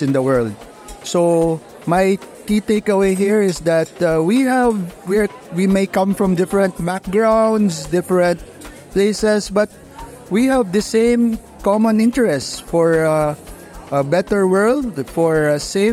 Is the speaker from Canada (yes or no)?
no; Philippines; from the Philippines